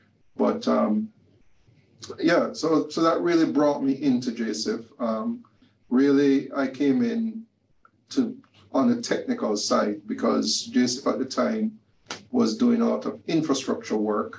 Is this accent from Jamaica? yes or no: yes; Jamaica; moved away as an adult; also born or lived in United States; I am a Jamaican, of course.